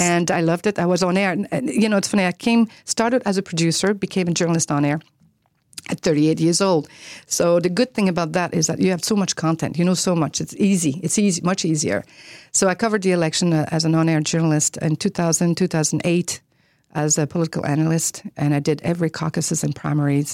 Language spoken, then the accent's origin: English; Quebec, Canada; English is a second language; moved away as an adult; also born or lived in Ottawa; I'm from Canada